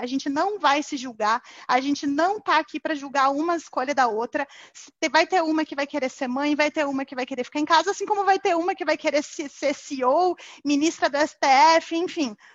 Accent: Curitiba, Paraná, Brazil; moved away as an adult; now in São Paulo, Brazil; Eu sou curitibana, mas moro em São Paulo

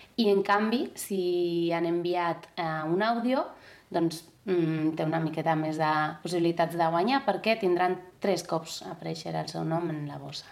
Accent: Basque Country, Spain; moved away; Com que jo soc del País Basc, doncs sovint, almenys 10 dies, 15 dies de l'estiu anem a, a casa dels meus pares

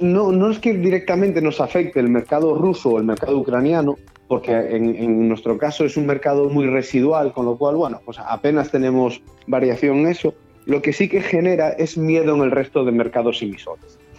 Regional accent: Galicia, Spain; moved away; also born or lived in Balearic Islands / Canary Islands / Andalusia / Valencian Community; soy de Benidorm, por supuesto, yo, nací en Galicia

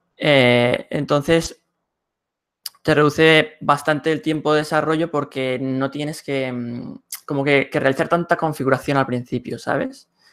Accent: Barcelona, Catalonia, Spain; soy de Barcelona, España

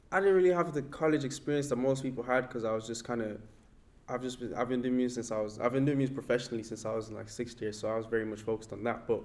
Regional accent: Ireland; then we can have that common that commonality of we're all from Ireland. We're all speaking about our various realities in Ireland.

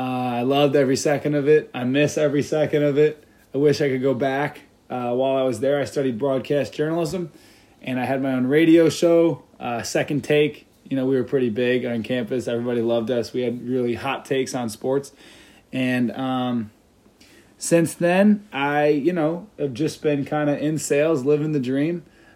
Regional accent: Deerfield, Illinois, United States; I am from a northern suburb of Chicago. I'm from Deerfield, Illinois, originally. Grew up in Deerfield, ended up going to Lake Forest High School, graduated from there.

